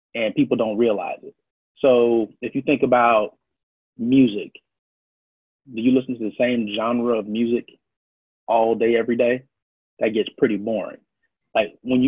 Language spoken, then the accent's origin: English; Miami, Florida, United States; moved away as an adult; also born or lived in Brooklyn, New York / Virginia / Maryland / Washington, D.C.; now in Chicago, United States; I was born in Brooklyn, New York, grew up in Miami, worked in Virginia, Maryland, D.C., back down to Jacksonville, St. Augustine area